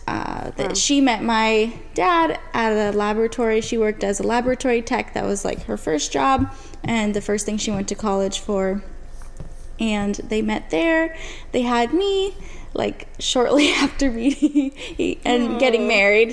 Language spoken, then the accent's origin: English; New Jersey, United States; I was born in New Jersey.